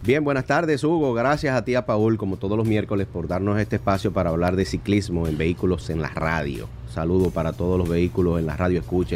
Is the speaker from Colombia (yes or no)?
no; Dominican Republic; somos dominicanos